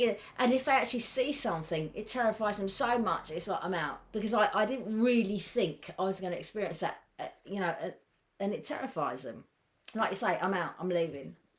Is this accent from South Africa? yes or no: no; England, United Kingdom; we're English